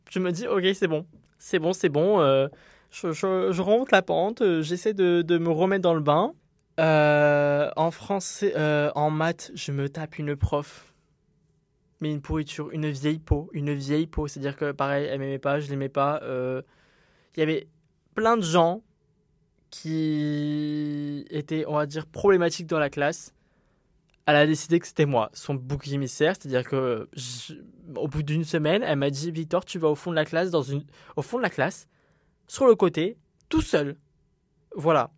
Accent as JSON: {"language": "French", "town": "Montpellier", "region": "Occitania", "country": "France", "also_born_or_lived": "Uzès", "said": "je suis euh, de Montpellier, donc je me retrouve à Uzès"}